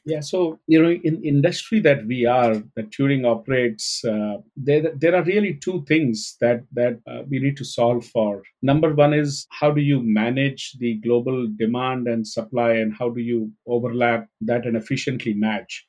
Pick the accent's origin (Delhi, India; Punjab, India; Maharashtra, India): Maharashtra, India; Mumbai; I was growing up in Mumbai, India